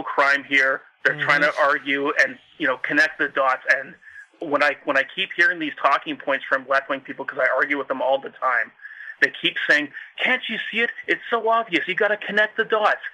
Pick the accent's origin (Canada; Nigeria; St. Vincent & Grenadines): Canada; I'm Canadian